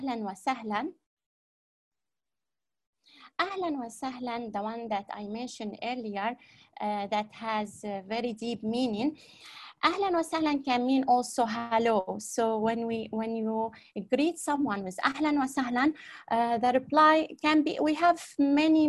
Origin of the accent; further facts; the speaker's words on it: Aleppo, Aleppo Governorate, Syria; Ana min Surya. Ana min Surya